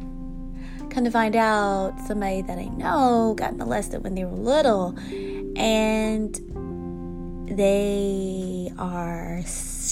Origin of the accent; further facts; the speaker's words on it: United States; I'm African American